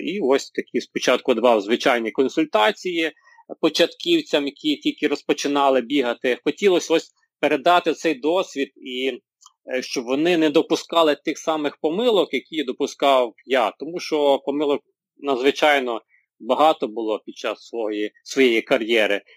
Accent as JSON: {"language": "Ukrainian", "town": "Pidmykhailia", "region": "Ivano-Frankivsk Oblast", "country": "Ukraine", "tie": "born or raised there", "lives_now": "Ivano-Frankivsk, Ukraine", "said": "Я сам родом е, з Калуша, точніше біля Калуша, село Підмихайля"}